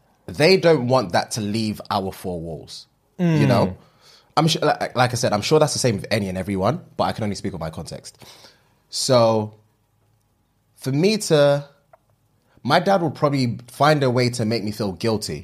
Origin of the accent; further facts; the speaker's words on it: Nigeria; As soon as you said, if you haven't guessed already, I'm Nigerian, I can obviously empathize and understand the situation